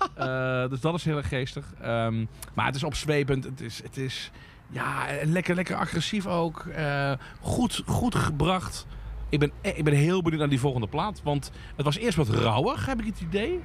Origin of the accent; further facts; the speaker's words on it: Limburg, Netherlands; Ik ben een klein Limburgs dorpje opgegroeid.